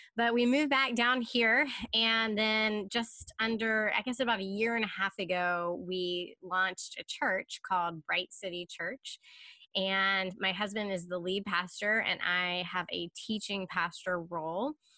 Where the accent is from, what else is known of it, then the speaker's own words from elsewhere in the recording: Charlotte, North Carolina, United States; also born or lived in Chicago, Illinois; now in Durham, United States; I am originally from Charlotte.